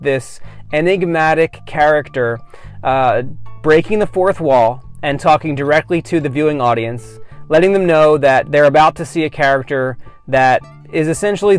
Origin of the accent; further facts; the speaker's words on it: outside of Philadelphia, Pennsylvania, United States; I grew up outside of Philadelphia